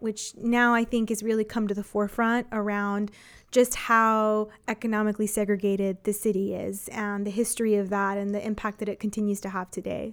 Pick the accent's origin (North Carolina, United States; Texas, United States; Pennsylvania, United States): Texas, United States; San Antonio; I'm from San Antonio, grew up here